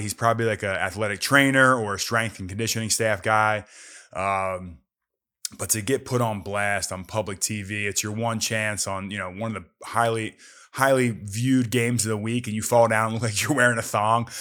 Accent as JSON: {"language": "English", "town": "Philadelphia", "region": "Pennsylvania", "country": "United States", "tie": "born or raised there", "also_born_or_lived": "New Jersey / Arizona", "moved": "yes", "said": "I grew up in Philadelphia. in the suburbs of Philadelphia, right outside, you know, north, northeast Philly"}